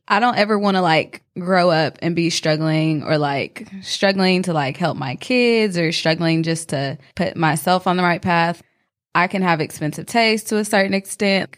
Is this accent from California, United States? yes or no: no; North Carolina, United States; twenty-four years old, also from Asheville